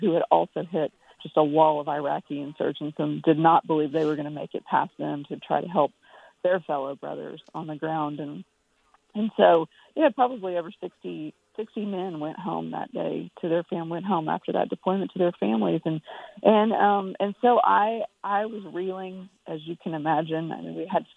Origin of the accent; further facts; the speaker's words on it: United States; moved away as an adult; also born or lived in Texas; now in Nashville, United States; I grew up in New Mexico and Texas